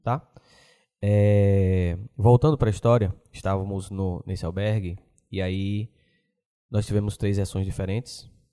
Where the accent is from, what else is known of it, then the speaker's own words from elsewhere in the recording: Aracaju, Sergipe, Brazil; a gente de Aracaju